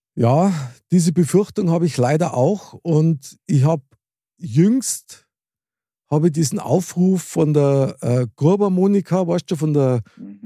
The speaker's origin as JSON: {"language": "German", "town": "Munich", "region": "Bavaria", "country": "Germany", "tie": "born or raised there", "said": "ich bin ein Münchner Kindl mit Herz und Seele"}